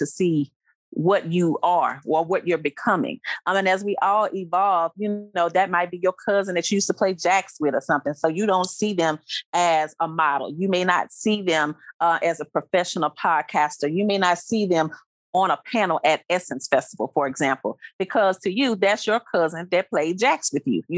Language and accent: English; Baton Rouge, Louisiana, United States; my hometown